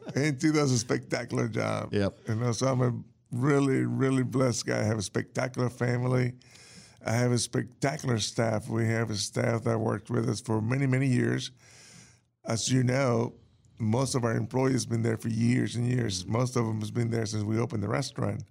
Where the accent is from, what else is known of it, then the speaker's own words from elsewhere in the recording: New Orleans, Louisiana, United States; moved away as an adult; also born or lived in Cuba; now in North Carolina, United States; I was born in Cuba. I grew up in New Orleans.